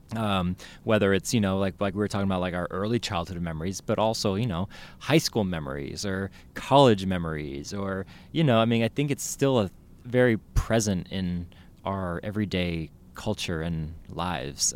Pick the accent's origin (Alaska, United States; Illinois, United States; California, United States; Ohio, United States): California, United States; South San Francisco; I grew up in the Bay Area, I grew up in South City